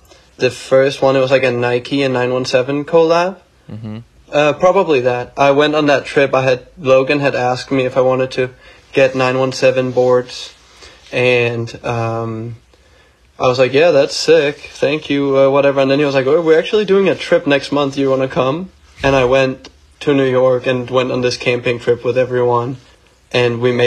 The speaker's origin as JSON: {"language": "English", "town": "Copenhagen", "region": "Capital Region of Denmark", "country": "Denmark", "tie": "born or raised there", "said": "I grew up in Copenhagen."}